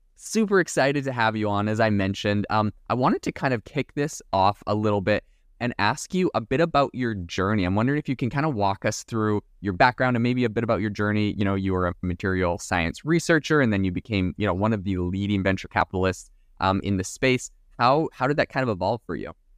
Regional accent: Canada; now in United States; I'm from Canada, so I've immigrated to America as well.

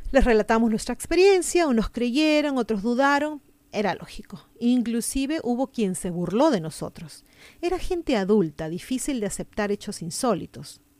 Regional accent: Callao, Peru; A título personal, bueno, yo no soy limeña, soy chalaca y no he tenido el gusto de conocer Matucán, espero algún día poder visitar este y otros hermosos lugares que sé que existen en mi país.

